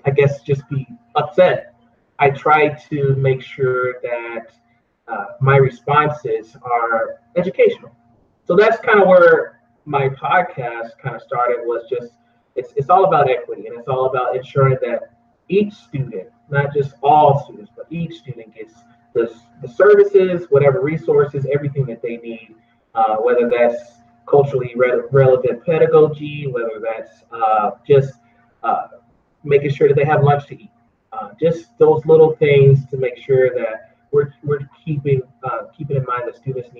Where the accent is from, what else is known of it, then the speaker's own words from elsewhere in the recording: Houston, Texas, United States; also born or lived in Oregon; now in Idaho, United States; growing up in Houston, Texas, I never thought I would end up migrating to this area